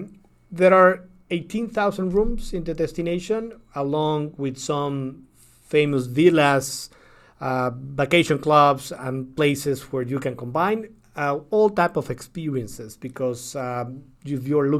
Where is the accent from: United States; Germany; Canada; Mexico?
Mexico; I am from Mexico